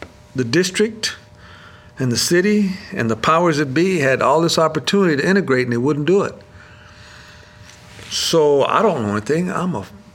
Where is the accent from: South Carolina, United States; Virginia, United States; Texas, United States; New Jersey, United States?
Texas, United States; Dallas; born or raised there; also born or lived in Nuevo Laredo, Mexico / Lubbock, Texas